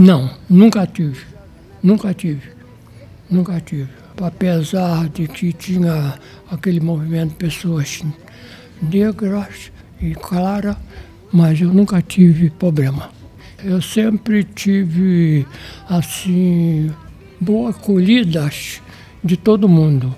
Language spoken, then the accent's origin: Portuguese; Nilópolis, Rio de Janeiro, Brazil; Eu nasci no município de Nilópolis, que é estado do Rio